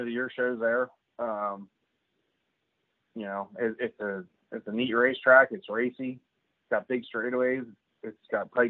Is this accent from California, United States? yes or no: no; Grandview, Pennsylvania, United States; I grew up in Grandview